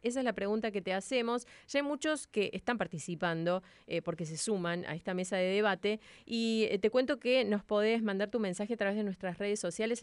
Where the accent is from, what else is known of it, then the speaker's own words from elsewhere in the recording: Córdoba, Argentina; a Córdoba, a mi tierra